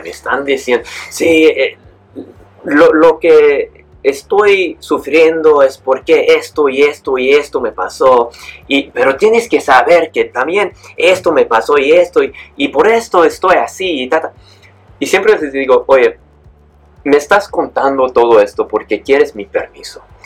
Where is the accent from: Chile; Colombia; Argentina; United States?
United States; San Diego, California; moved away as an adult; also born or lived in Mexico; now in Bali, Indonesia; Pues nací en México, y me mudé a los Estados Unidos cuando tenía nomás como 8 o 9 meses. Eh, crecí en, California, en San Diego